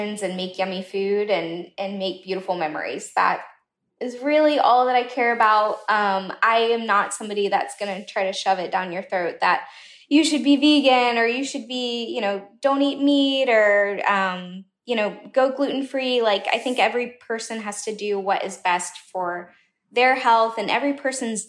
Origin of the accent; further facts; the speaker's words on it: Southern United States, United States; I'm American, I'm Southern